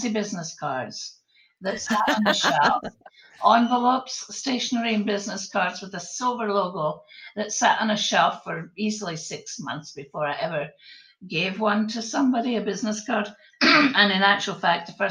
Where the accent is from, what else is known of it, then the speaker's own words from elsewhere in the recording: Scotland, United Kingdom; accent: Scottish; moved away as an adult; now in Florida, United States; my Scottish accent, because you'll pick it up pretty quickly. I'm originally from Scotland, although I've lived in Florida since 1980